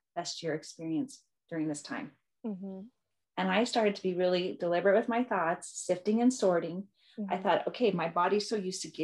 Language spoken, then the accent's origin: English; Seattle, Washington, United States; moved away; I'm originally from Seattle